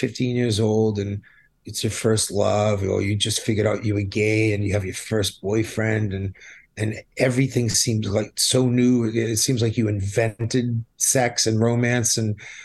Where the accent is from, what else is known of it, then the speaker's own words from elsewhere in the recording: Boston, Massachusetts, United States; now in Miami, United States; growing up in New England, in Boston, we had a radio station called Kiss 108